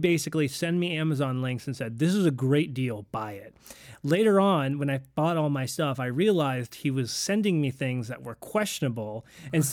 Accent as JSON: {"language": "English", "town": "Jacksonville", "region": "Florida", "country": "United States", "said": "we're from Jacksonville, Florida."}